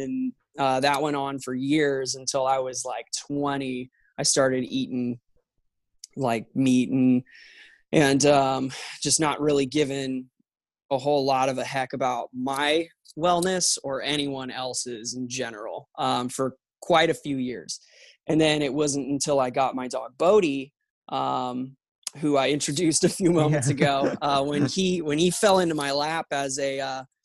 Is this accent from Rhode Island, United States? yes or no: no; Santa Clarita, California, United States; also born or lived in San Fernando Valley, Los Angeles; I was born in the Valley, the San Fernando Valley. And then I spent the vast majority of my upbringing in Santa Clarita, just north of the Valley